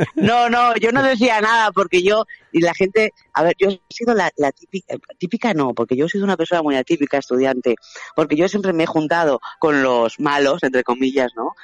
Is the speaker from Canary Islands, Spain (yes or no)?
no; Madrid, Community of Madrid, Spain; now in Valencia, Spain; yo soy madrileña, aunque vivo en Valencia, mi familia, todos somos de Madrid